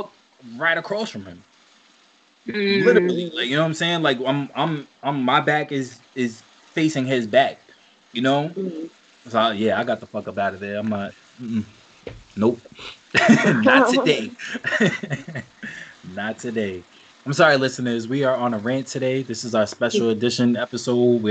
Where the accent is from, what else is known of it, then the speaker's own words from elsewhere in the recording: New York, United States; I'm from New York.